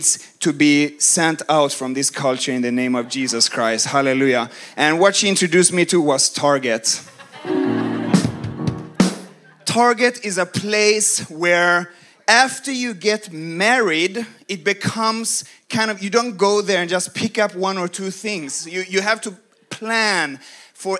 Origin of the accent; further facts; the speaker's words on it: Sweden; moved away as an adult; now in United States; I come from Sweden